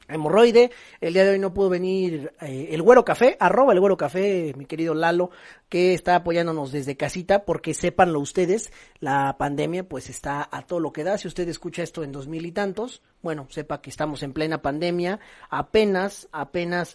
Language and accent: Spanish; Mexico; como buenos mexicanos tenemos